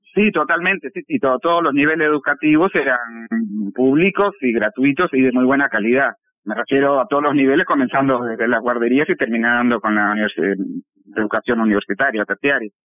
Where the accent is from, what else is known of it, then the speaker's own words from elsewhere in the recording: Moscow, Russia; moved away as an adult; now in Uruguay; soy nacida en Moscú, soy este, moscovita, de nacimiento, de crianza y de sentimiento, digamos, y viví hasta el año 88. Me fui con 22, casi 23 años para acá, para Uruguay